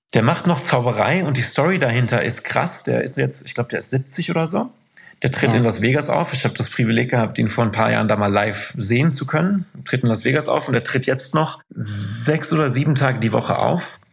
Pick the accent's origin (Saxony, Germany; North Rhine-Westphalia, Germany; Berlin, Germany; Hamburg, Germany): North Rhine-Westphalia, Germany; Isselburg; moved away as an adult; also born or lived in Moers / Duisburg / Haldern / Amsterdam; aufgewachsen bin ich in Anholt. Das ist ein mhm. Stadtteil von Isselburg